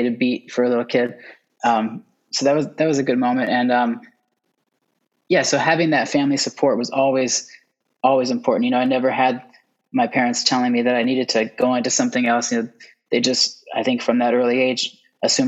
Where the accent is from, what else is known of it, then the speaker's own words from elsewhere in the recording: United States; moved away as an adult; also born or lived in Texas / Oklahoma / Atlanta; now in New York, United States; I grew up in Texas and Oklahoma, actually.